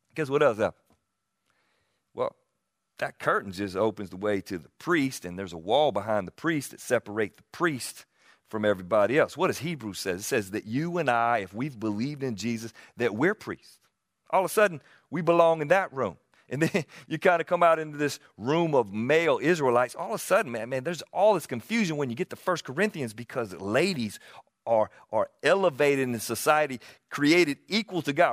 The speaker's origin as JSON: {"language": "English", "region": "the South", "country": "United States", "accent": "Southern", "said": "You hear me talk anywhere. I get identified as a Southerner"}